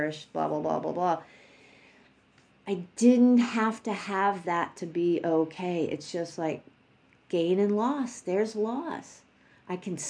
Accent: New York, United States; I'm from New York

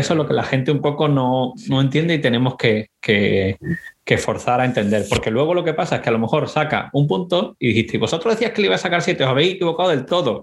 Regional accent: Spain; moved away as an adult; also born or lived in Boston, United States; now in United States; la de España, donde, eh, de donde yo vengo

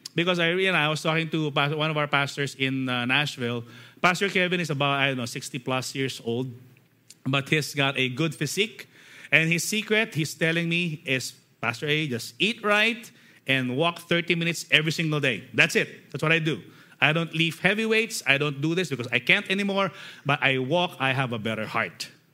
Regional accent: Philippines; as Filipino, we love singing songs

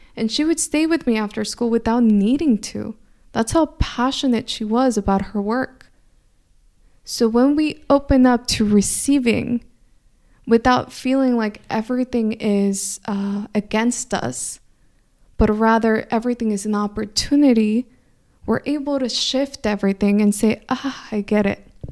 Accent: California, United States; first language Spanish; English is a second language; I grew up in California, but I grew up in a household where we only spoke Spanish inside the house

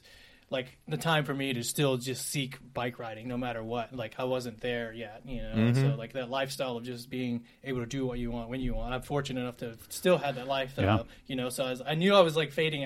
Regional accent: Decatur, Alabama, United States; moved away as an adult; now in Nashville, United States; I was born and raised in Alabama.

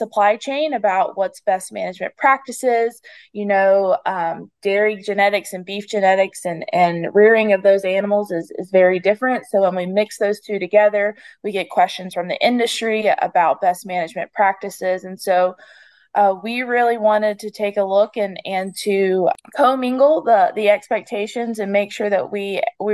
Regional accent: the Piedmont of North Carolina, United States; I grew up in the Piedmont and live in the Piedmont of North Carolina.

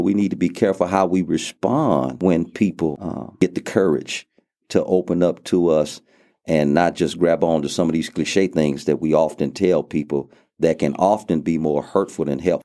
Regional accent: Lake Charles, Louisiana, United States; moved away as an adult; now in Abilene, United States; I grew up in Lake Charles, Louisiana

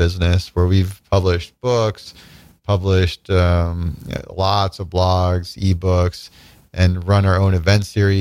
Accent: small town Nebraska, United States; moved away as an adult; also born or lived in Chicago, Illinois / Illinois; I was born in Chicago, but actually grew up in small town Nebraska from the time I was 3 till 19

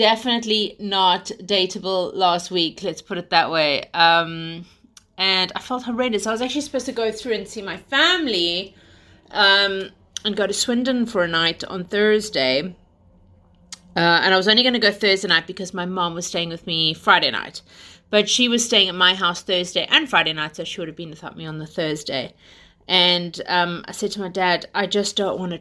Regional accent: South Africa; also born or lived in United Kingdom; now in London, United Kingdom; we are South African / British who live in London

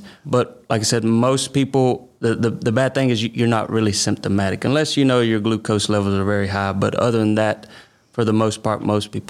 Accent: Omega, Georgia, United States; also born or lived in Cordele, Georgia; I'm from Omega, Georgia. I've been there most of my life

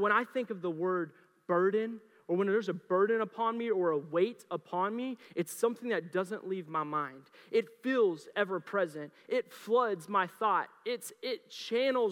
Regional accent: Mustang, Oklahoma, United States; now in Colorado, United States; I grew up in Oklahoma. I grew up in Mustang

